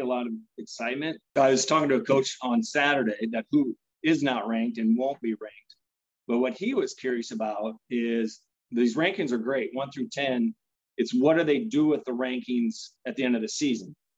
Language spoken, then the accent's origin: English; Pella, Iowa, United States; I'm from Pella